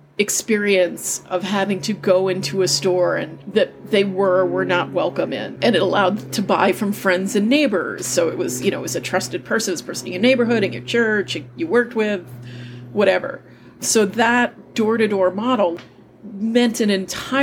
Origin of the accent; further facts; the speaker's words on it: New York City, New York, United States; I grew up in Manhattan